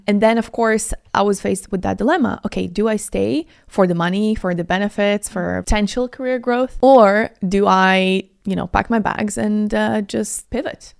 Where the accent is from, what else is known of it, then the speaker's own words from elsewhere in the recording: Latvia; also born or lived in Italy / Moscow; now in United Kingdom; And I'm from Latvia originally, but I also live in Italy for almost six years